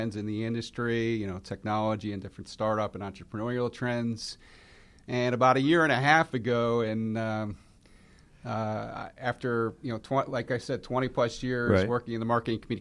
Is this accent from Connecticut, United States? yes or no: yes; Connecticut, United States; moved away as an adult; now in Cumming, Georgia, United States; I'm originally from Connecticut